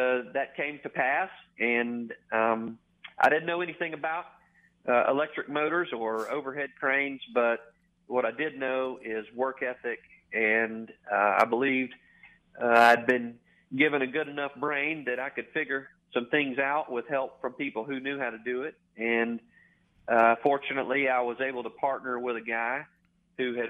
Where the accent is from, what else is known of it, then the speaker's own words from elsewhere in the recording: Bay Springs, Mississippi, United States; moved away as an adult; now in Memphis, United States; I grew up the son of a Goodyear tire dealer, Wayne's Tire Center, Bay Springs, Mississippi.